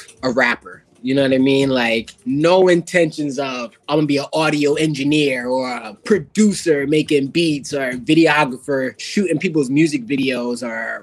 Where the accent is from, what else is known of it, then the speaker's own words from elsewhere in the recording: Connecticut, United States; I'm from Connecticut